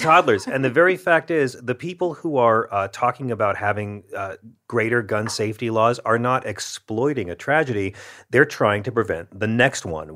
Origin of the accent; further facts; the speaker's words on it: the South, United States; I grew up with my grandma having a shotgun in the corner down south